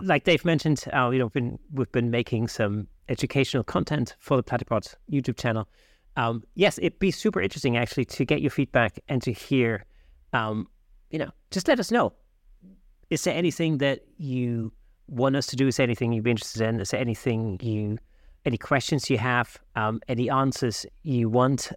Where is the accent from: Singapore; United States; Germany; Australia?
Germany; Southern Germany; now in United Kingdom; I grew up in South Germany